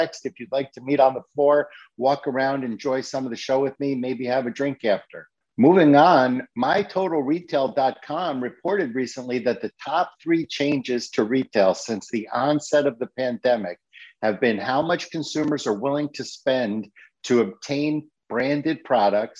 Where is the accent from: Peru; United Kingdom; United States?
United States; Connecticut; here in my home state of Connecticut